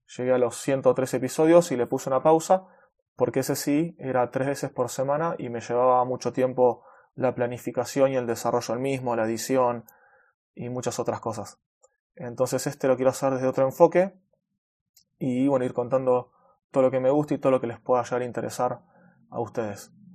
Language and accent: Spanish; Buenos Aires, Argentina; Soy de Argentina, de Buenos Aires